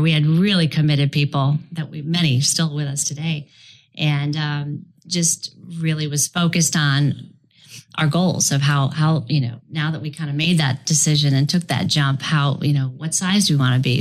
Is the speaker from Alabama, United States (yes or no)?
no; Chicago, Illinois, United States; moved away as an adult; also born or lived in Florida; ultimately moved out of the freezing Chicago, my hometown, and came down to Florida